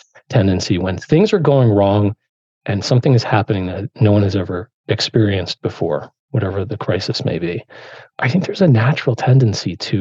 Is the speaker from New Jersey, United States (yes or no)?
yes; Rutherford, New Jersey, United States; growing up in Rutherford.